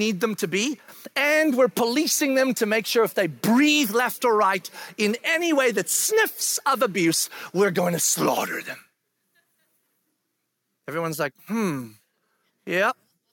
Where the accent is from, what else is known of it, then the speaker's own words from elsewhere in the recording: South Africa; moved away; I grew up in South Africa. And when I was in school in South Africa